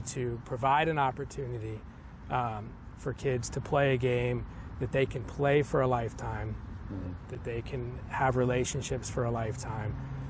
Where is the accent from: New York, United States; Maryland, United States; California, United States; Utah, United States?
Maryland, United States; Gaithersburg; now in Alexandria, United States; I moved to the area when I was 11 years old. Okay. And I grew up in Gaithersburg, Maryland. Went to high school at Watkins Mill.